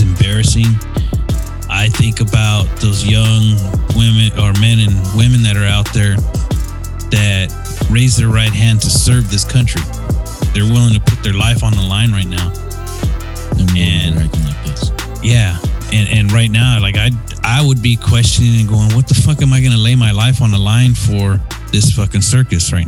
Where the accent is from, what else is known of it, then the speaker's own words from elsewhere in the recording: United States; as a veteran and as an American